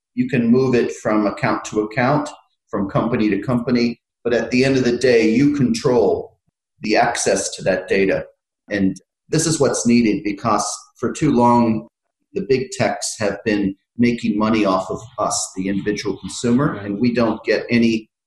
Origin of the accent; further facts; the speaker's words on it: United States; moved away as an adult; also born or lived in Philippines / Ireland; now in London, United Kingdom; I've lived in uh, five countries, and uh, so I grew up in America